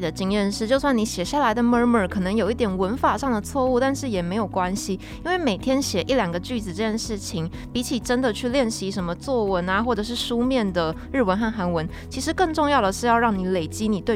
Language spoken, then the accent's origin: Chinese; Taiwan; 身为台湾人的我们，其实是有很大的优势的